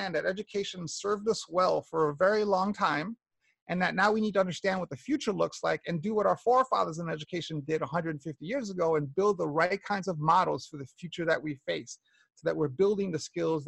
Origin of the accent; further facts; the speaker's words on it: New York, United States; I grew up in New York in the 60s and 70s and 80s